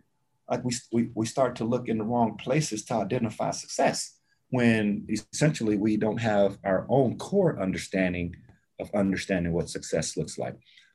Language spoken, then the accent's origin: English; the South, United States; I'm from the South, so I would, instead of favorite food, can I give you a cuisine?